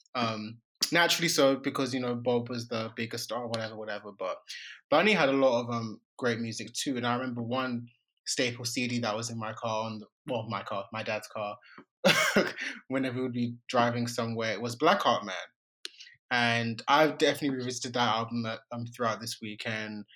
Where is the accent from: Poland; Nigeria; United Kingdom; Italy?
Nigeria; I'm a Nigerian